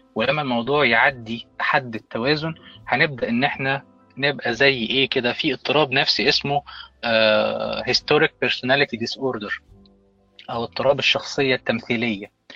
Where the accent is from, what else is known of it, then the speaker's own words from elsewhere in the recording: Egypt; انا كمصري